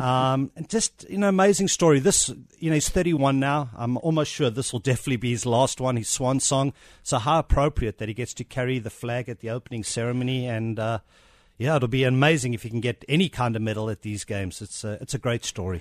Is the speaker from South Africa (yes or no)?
yes; South Africa; accent: South African; moved away